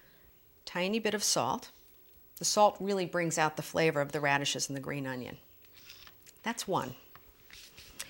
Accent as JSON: {"language": "English", "country": "Germany", "tie": "born or raised there", "moved": "yes", "said": "when I lived in Germany, because I was born in Germany, my mother's German"}